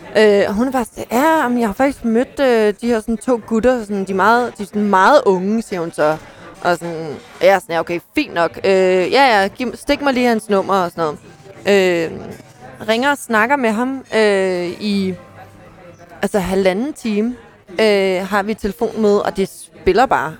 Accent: Ballerup, Capital Region of Denmark, Denmark; also born or lived in Klampenborg; jeg er, er født og opvokset i Ballerup

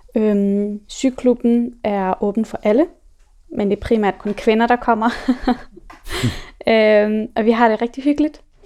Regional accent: Afghanistan; now in Denmark; mig og min mor, vi er fra Afghanistan

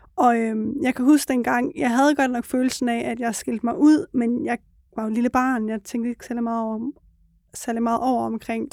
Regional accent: Aarhus, Central Denmark Region, Denmark; jeg er født og opvokset i Aarhus, i en øh, byområde, der, som I kender som Gellerup

